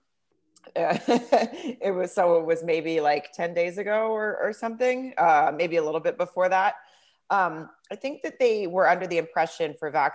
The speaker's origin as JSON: {"language": "English", "town": "Farmington", "region": "Arkansas", "country": "United States", "tie": "born or raised there", "said": "I grew up in Farmington, Arkansas"}